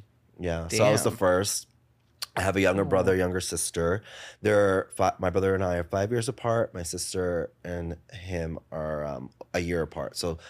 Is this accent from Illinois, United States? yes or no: no; New Jersey, United States; also born or lived in Paterson, New Jersey / Saddle Brook, New Jersey; now in New York City, United States; I grew up in Jersey.